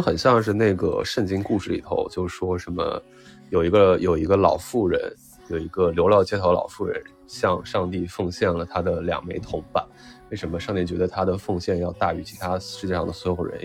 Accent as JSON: {"language": "Chinese", "region": "Northwest China", "country": "China", "tie": "born or raised there", "said": "我小时候成长的环境是那个西北的工业小城市"}